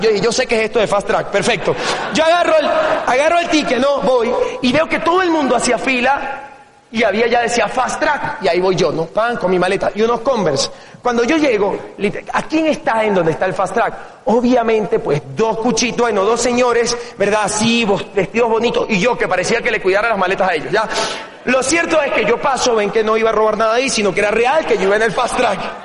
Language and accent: Spanish; El Tigre, Anzoátegui, Venezuela; moved away; yo nací en un pueblo en Venezuela, una ciudad que se llama El Tigre, de 180 mil habitantes